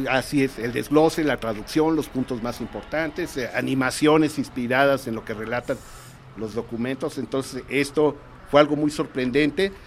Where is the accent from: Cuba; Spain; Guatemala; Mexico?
Mexico; como mexicanos